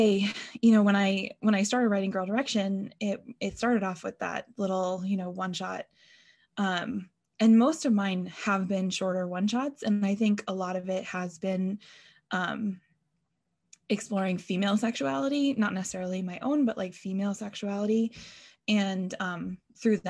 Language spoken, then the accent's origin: English; New England, United States; I grew up in New England